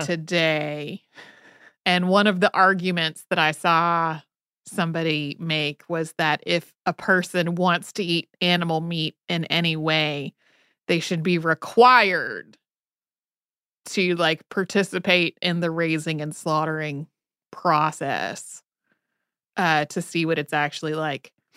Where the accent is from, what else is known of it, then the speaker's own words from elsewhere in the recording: Northwest North Carolina, United States; growing up in Northwest North Carolina in the nineteen eighties and nineties